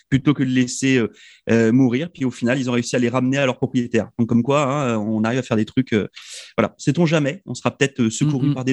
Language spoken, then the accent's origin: French; Spain; accent: Spanish; French is a second language; excusez-moi pour mon accent espagnol